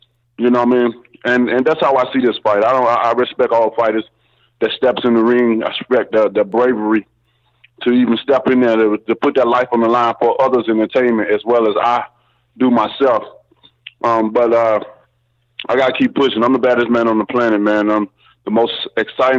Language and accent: English; Tuscaloosa, Alabama, United States; my hometown